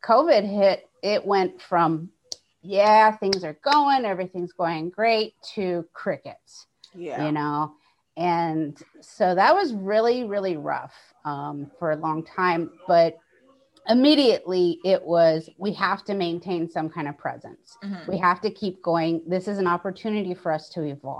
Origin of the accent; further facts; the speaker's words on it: Hawaii, United States; I come from Hawaii. We don't have snow.